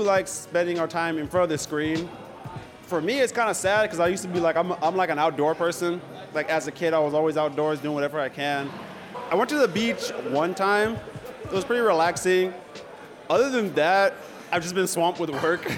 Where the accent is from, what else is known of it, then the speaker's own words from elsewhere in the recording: Hayward, California, United States; I'm from Hayward